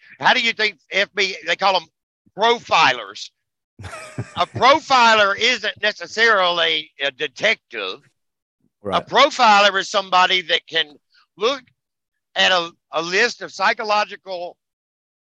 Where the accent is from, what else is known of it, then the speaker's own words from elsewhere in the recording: United States; we're American